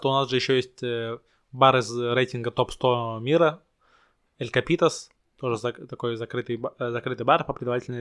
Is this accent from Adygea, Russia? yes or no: no; Saint Petersburg, Russia; я сам петербуржец